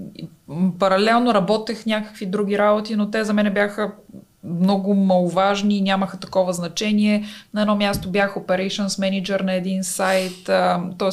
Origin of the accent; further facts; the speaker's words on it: Bulgaria; also born or lived in Italy; аз винаги знаех, че ще се върна в България, защото тук си си вкъщи